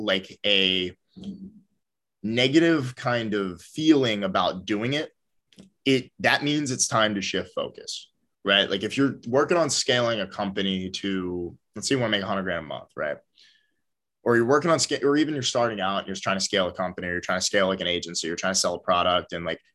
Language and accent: English; Philadelphia, Pennsylvania, United States; I'm from Philly